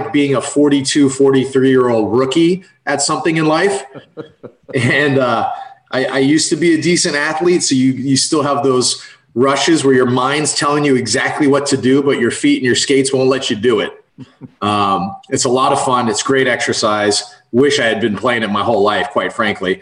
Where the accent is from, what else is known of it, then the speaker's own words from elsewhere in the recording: San Francisco Bay Area, California, United States; moved away as an adult; also born or lived in San Diego / Oregon; now in Tampa, United States; I'm from the San Francisco Bay Area originally